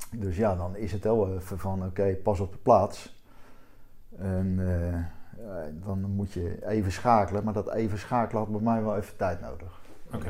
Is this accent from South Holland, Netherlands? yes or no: yes; Wassenaar, South Holland, Netherlands; accent: Haagse tongval; ik kom met oorspronkelijk uit Wassenaar.